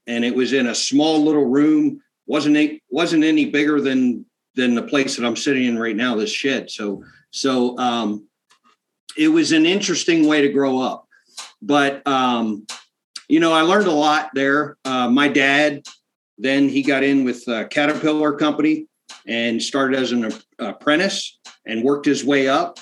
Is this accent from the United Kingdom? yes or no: no; South Central Pennsylvania, United States; my dad bought a little farm farm uh, in South Central Pennsylvania